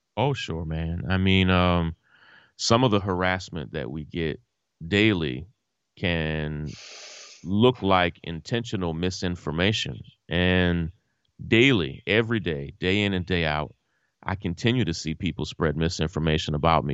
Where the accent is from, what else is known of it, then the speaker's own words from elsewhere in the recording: Versailles, Kentucky, United States; my family and I grew up with Kenny's family in Versailles. I'm from Kentucky